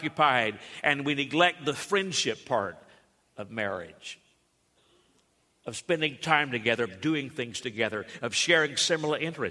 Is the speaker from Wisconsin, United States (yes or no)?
no; Alabama, United States; Growing up in Alabama